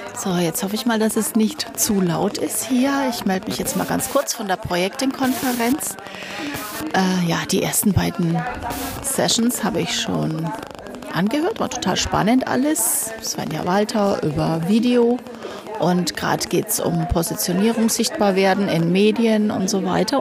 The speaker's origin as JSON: {"language": "German", "town": "Nuremberg", "region": "Bavaria", "country": "Germany", "said": "Ein Großteil kenne ich natürlich als Nürnbergerin"}